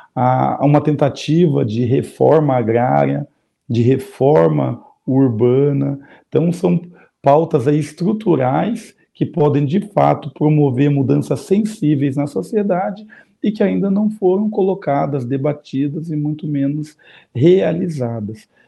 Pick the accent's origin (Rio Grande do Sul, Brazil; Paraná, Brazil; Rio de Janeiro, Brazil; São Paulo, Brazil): Paraná, Brazil; Curitiba; eu vou falar da minha experiência enquanto curitibano e paranaense